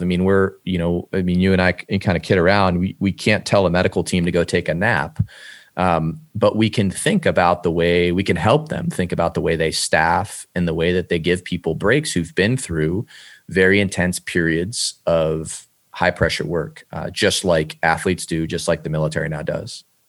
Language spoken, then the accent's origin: English; Cleveland, Ohio, United States; I'm from Cleveland, Ohio originally